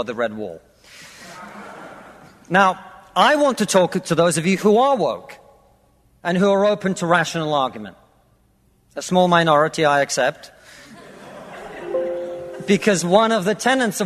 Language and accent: English; Russia; now in United Kingdom; I come from Russia, which is not a poor country